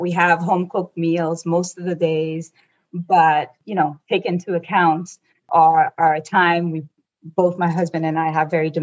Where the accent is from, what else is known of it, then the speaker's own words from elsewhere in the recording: Abidjan, Côte d’Ivoire; now in California, United States; I was raised in the Ivory Coast, Côte d'Ivoire